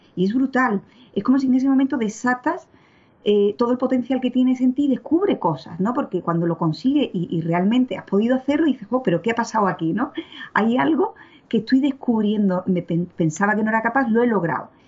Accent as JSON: {"language": "Spanish", "town": "Seville", "region": "Andalusia", "country": "Spain", "moved": "as an adult", "lives_now": "Brussels, Belgium", "said": "soy de Sevilla mm, y llevo viviendo y trabajando en Bruselas pues eh, la friolera de 27 años."}